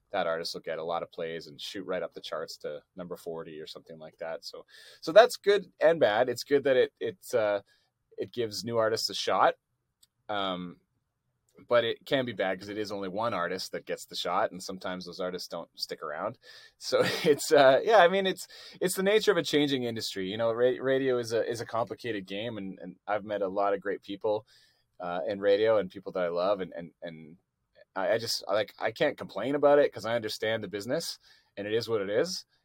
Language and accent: English; Canada; I think they, they think it's cool that I'm from Canada.